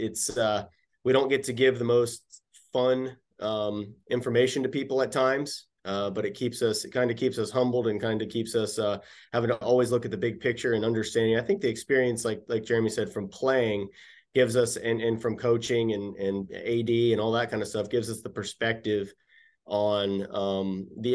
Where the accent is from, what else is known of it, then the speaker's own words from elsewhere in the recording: St. Petersburg, Florida, United States; also born or lived in Gainesville, Florida; I was born and raised in St. Petersburg